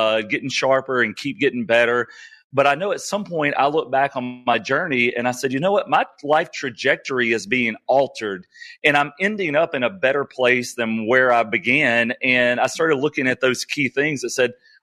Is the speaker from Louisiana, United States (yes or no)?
yes; Northeast Louisiana, United States; I was raised in Northeast Louisiana